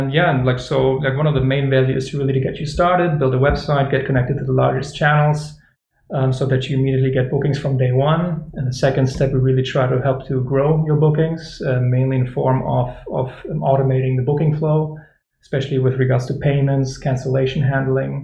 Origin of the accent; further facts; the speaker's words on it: Germany; now in Barcelona, Spain; I'm from originally from Germany, from a ski resort